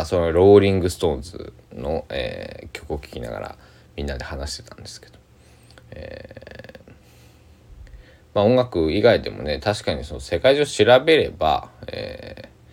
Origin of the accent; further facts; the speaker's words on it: Kochi, Japan; 僕は高知県出身なんですけども